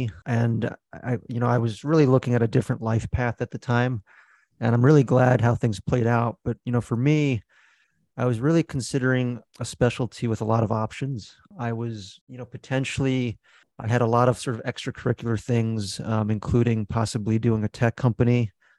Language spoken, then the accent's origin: English; New Jersey, United States; also born or lived in Beijing, China / Philadelphia; So I guess I was born in Beijing, but we kind of moved to Philly as my first place. And then kind of all the suburbs of Philly, like Abington, Audubon, all those kind of like right outside of Philly suburbs. But I would say I'm mostly from New Jersey